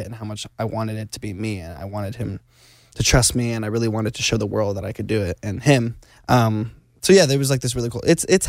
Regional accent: Arizona, United States; I'm originally from Arizona

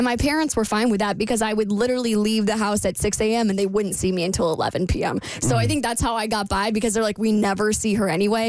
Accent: Jacksonville, United States; moved away as an adult; So when I first graduated, I moved back home to my hometown of Jacksonville

